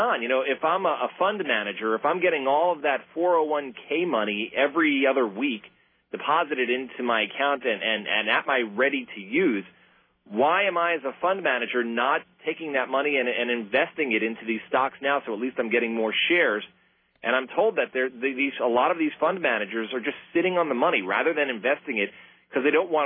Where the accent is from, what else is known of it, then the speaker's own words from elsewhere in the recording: New York City, New York, United States; I grew up in Brooklyn, in elementary school, junior high, and high school